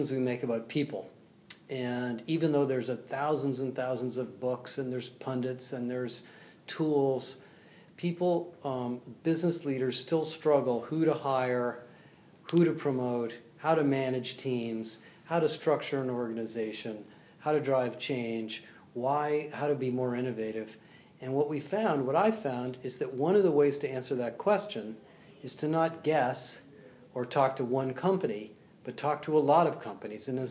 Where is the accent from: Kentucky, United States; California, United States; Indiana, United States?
California, United States; also born or lived in Brookline, Massachusetts; I was born in Brookline, Massachusetts, and grew up in California